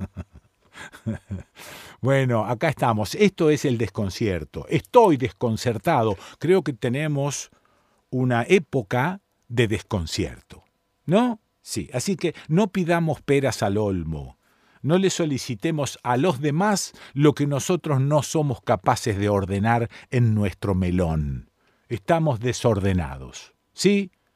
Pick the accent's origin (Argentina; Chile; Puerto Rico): Argentina